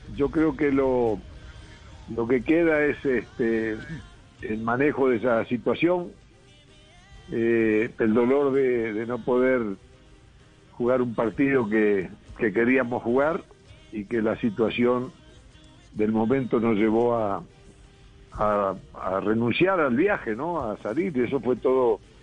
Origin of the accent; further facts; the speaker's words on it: Uruguay; now in Colombia; Yo nací en Uruguay este, y, llevo muchos años en Colombia. Eh, yo me crié en otra cultura